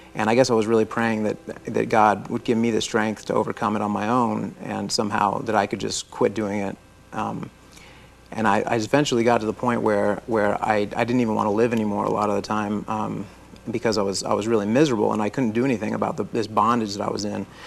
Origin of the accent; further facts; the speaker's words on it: Florida, United States; I was born in Florida. I'm a native Floridian